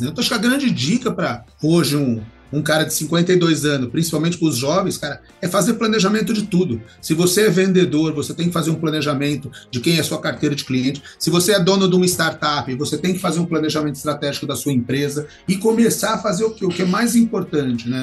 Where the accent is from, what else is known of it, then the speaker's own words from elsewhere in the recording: Barrinha, São Paulo, Brazil; also born or lived in São João da Boa Vista; eu sempre vinha de São João da Boa Vista para minha cidade, aqui Ribeirão Preto, Barrinha, né? É uma cidade perto aqui de Ribeirão Preto